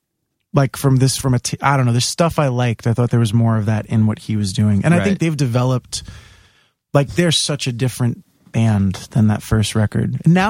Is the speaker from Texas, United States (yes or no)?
no; New York City, New York, United States; also born or lived in Staten Island; I grew up in Bay Ridge, and then when I was 11, we moved to Staten Island